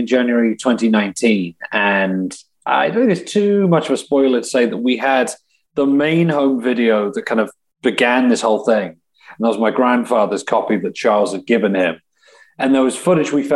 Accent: England, United Kingdom; moved away as an adult; now in Milwaukee, United States; because the accent I'm calling from England, but I've lived here and I haven't gone back to the UK in the last 3 years at this point

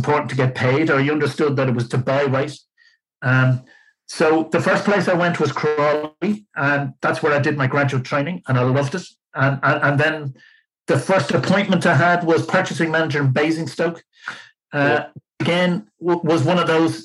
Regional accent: Ireland; moved away as an adult; also born or lived in Lancashire / London; It wasn't great being Irish there at the time

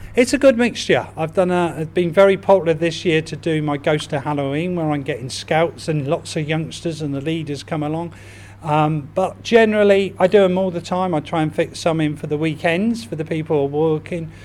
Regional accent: Reading, South East England, United Kingdom; to understand and appreciate the history of my hometown so much more. And what better way than doing it by leading guided walks around Reading?

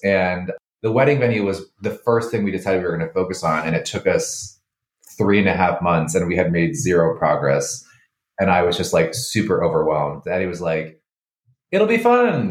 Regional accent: the Adirondacks, upstate New York, United States; moved away as an adult; also born or lived in Finger Lakes, New York; now in Washington, D.C., United States; I grew up in the Adirondacks, kind of near the Lake Placid area

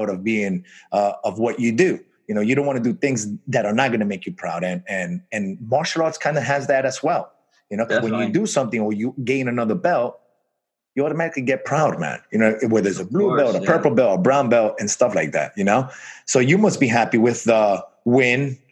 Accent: New York City, New York, United States; moved away as an adult; now in Florida, United States; I grew up in Brooklyn, New York

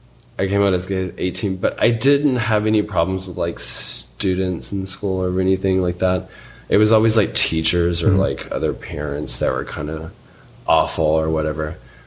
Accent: Chattanooga, Tennessee, United States; I'm from Chattanooga.

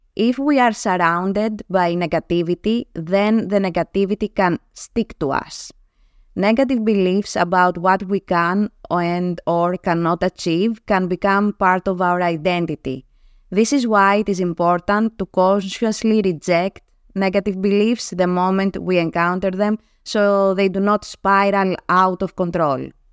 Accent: Greece; first language Greek; English is a second language; my native tongue, Greek

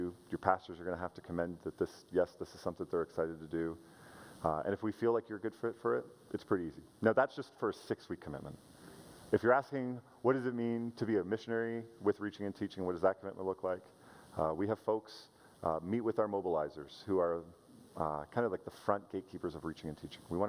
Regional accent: Canada; I'm a Canadian

